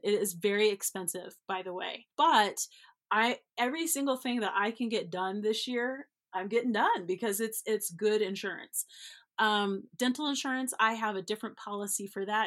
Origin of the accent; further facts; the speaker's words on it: Denver, the West, United States; now in Denver, United States; I'm not East Coast, I'm from the West," and not West Coast, but from the West, like Montana, Wyoming, Colorado kind of vibe.